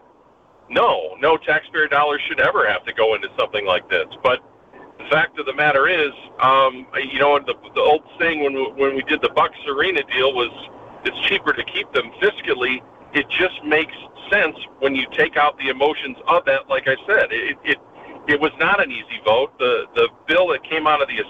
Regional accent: Wisconsin, United States; my home state

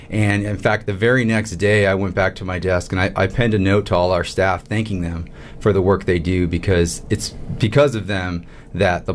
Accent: Tucson, Arizona, United States; I grew up here in Tucson. I went to Santa Rita High School over on the east side of town

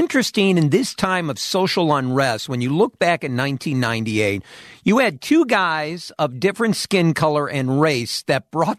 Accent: Peoria, Illinois, United States; I grew up in Peoria, which is half Cubs, half Cardinals.

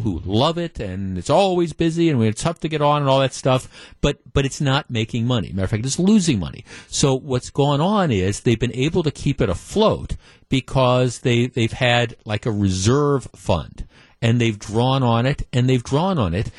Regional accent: Milwaukee, Wisconsin, United States; In Milwaukee County, there's like six or seven, I think, public golf courses. Dretska, Brown Deer, Lincoln Park. I grew up playing golf on Lincoln Park

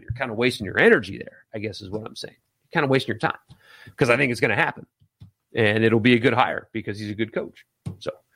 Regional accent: South Carolina, United States; moved away as an adult; now in Mississippi, United States; I grew up in South Carolina, now live in Mississippi doing my radio here

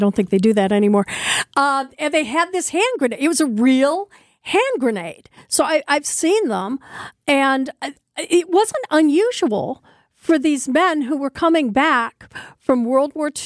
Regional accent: Northwest Indiana, United States; now in Milwaukee, United States; I grew up in Northwest Indiana

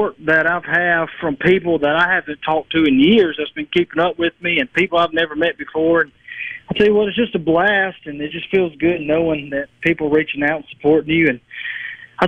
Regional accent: Marks, Mississippi, United States; now in Cleveland, United States; I was born actually in Marks, Mississippi, the very small town of Marks, Mississippi. And I moved here in 2010 when my mom married my stepfather.

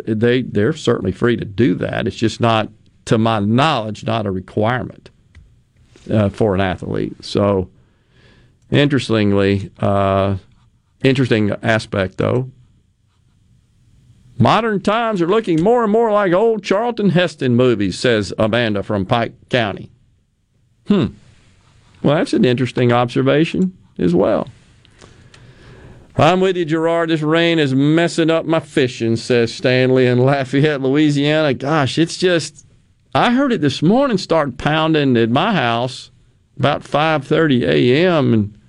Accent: Okinawa, Japan; When I was growing up in Okinawa, we had typhoons spun the opposite way from a hurricane

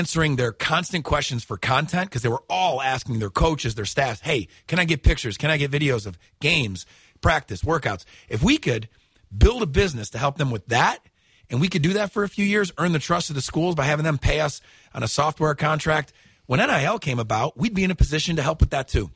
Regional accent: Syracuse, New York, United States; accent: New York; moved away as an adult; now in Alabama, United States; you can tell I might have a little bit of a New York accent still, but I'm originally from Syracuse, New York. I came down here to Montevallo to play college baseball 20 years ago. I'm 40, so I've lived half my life in New York, half my life in Alabama

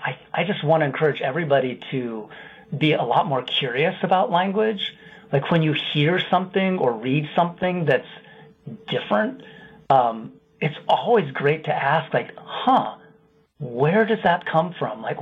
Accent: Iowa, United States; I'm from Iowa mostly but have moved around a fair bit. But I love Wisconsin.

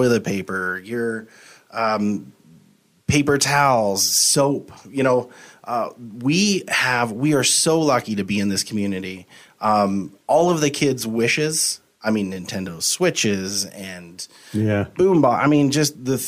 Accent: Helena, Montana, United States; now in Missoula, United States; I grew up in Helena

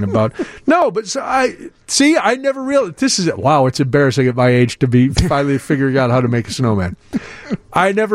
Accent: Midwest, United States; I grew up in the Midwest, too

